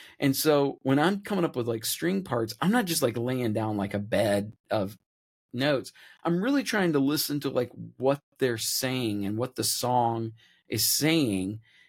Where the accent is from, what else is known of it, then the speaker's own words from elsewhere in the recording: Nashville, Tennessee, United States; It's because I'm from Nashville.